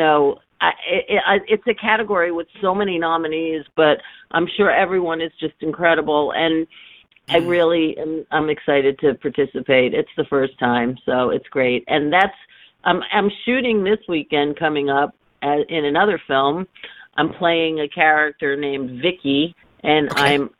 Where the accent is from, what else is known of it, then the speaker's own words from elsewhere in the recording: New York City, New York, United States; also born or lived in London / Philadelphia / Washington, D.C.; I was born in the Bronx, but I never really lived there, but I've been a New Yorker my entire life